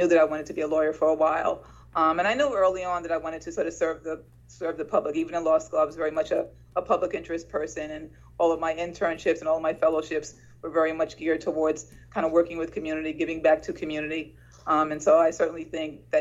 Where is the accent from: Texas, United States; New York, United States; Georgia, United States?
New York, United States; New York City; I grew up in Sugar Hill, Harlem, and I was raised by my mom